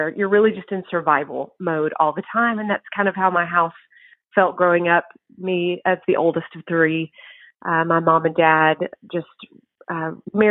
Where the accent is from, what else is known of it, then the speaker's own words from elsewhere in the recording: East Texas, United States; now in College Station, United States; I grew up in East Texas